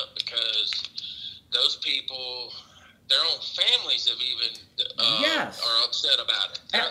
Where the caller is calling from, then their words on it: Mississippi, United States; I'm calling from Mississippi.